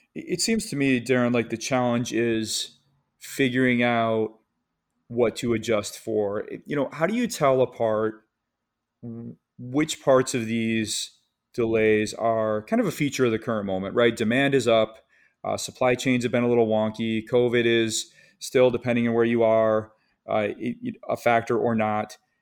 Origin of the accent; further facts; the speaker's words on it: Michigan, United States; I'm from Michigan